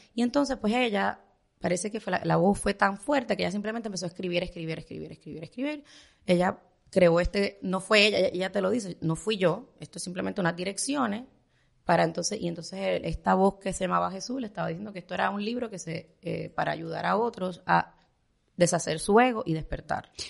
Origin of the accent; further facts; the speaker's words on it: Puerto Rico; moved away as an adult; now in Miami, United States; yo era chiquita en Puerto Rico